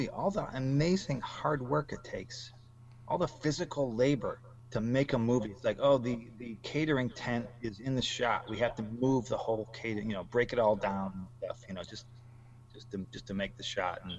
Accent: Michigan, United States; And growing up in Michigan, I thought I knew Chicago a little bit.

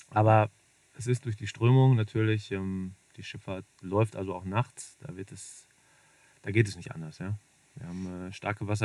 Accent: North Rhine-Westphalia, Germany; es ist nicht mehr das Ruhrgebiet, sondern der Beginn vom Sauerland, wo ich groß geworden bin.

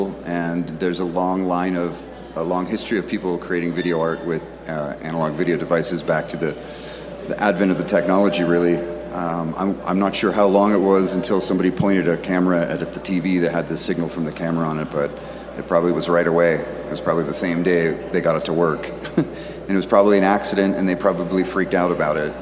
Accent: Pittsburgh, Pennsylvania, United States; now in Austin, United States; I'm a dude from Pittsburgh originally, and I now live in Austin, Texas, and I've lived a few places in between

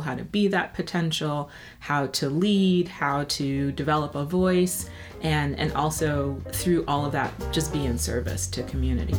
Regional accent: New York City, New York, United States; I grew up in New York, in Brooklyn to be exact, the best borough of the city

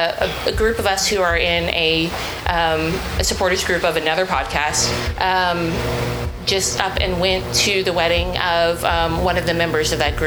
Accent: Oklahoma City, Oklahoma, United States; I'm from Oklahoma City.

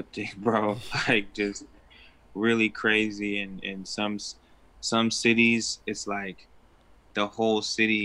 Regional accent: Portland, Oregon, United States; also born or lived in California; I lived in Portland for majority of my life. I was born in Portland, but I lived in Cali a little bit here and there growing up. But yeah, I'm from Portland.

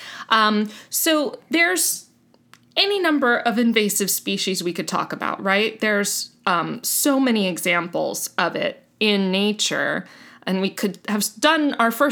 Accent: Miami, Florida, United States; now in North Carolina, United States; I'm from Miami originally

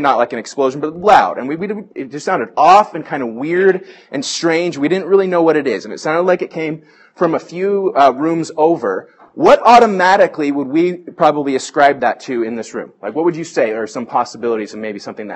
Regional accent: Bay Area, California, United States; I grew up in the Bay Area

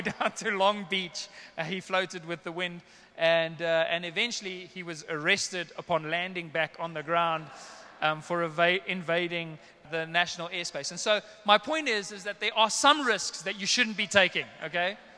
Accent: South Africa; I'm a South African boy, Afrikaans slash English

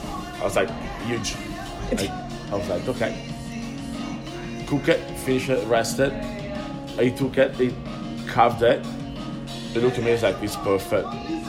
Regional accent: Venice, Veneto, Italy; moved away; when he heard that I was from Venice

